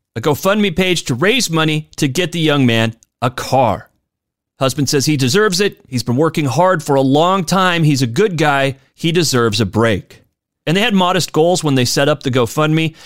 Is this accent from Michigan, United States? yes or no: no; Spokane, Washington, United States; here in my hometown of Spokane.